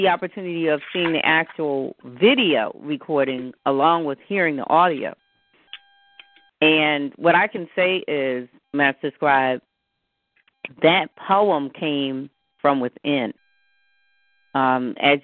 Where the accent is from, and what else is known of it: Philadelphia, Pennsylvania, United States; born or raised there